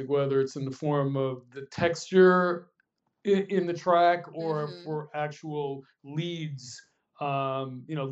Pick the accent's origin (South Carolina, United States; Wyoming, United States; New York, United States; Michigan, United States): New York, United States; Dix Hills; moved away as an adult; also born or lived in Los Angeles, California; now in New York and Los Angeles, United States; I am originally from Long Island, New York, a place called Dix Hills